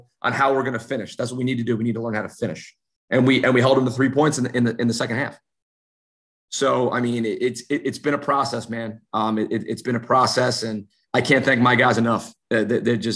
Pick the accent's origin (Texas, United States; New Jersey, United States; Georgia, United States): New Jersey, United States; moved away; I'm from New Jersey.